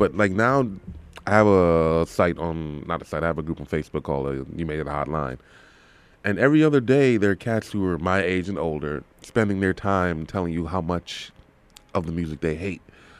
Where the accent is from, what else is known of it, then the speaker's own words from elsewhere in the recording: the South, United States; And I'm from the South.